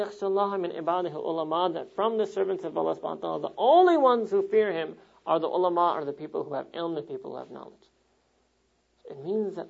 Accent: New York, United States; New York, my hometown

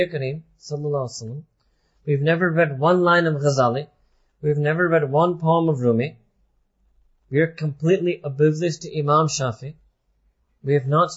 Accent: United States; when we were growing up in America

